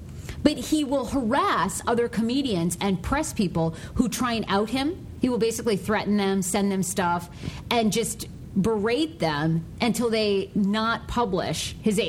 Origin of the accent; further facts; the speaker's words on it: Maine, United States; I grew up in Maine.